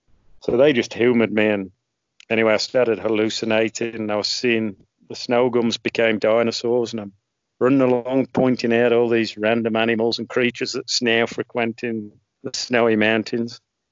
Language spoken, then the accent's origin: English; Australia; accent: mongrel, mixed; So novel to go back there with my mongrel accent representing Australia surrounded by the Poms.